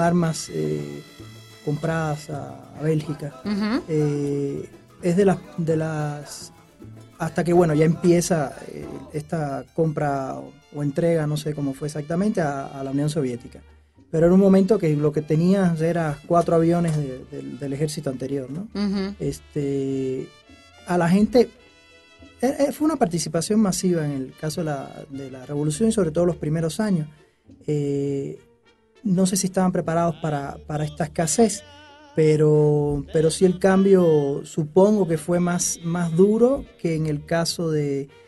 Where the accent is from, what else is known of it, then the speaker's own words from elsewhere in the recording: Havana, La Habana, Cuba; now in Mexico; Nací en la, ciudad de La Habana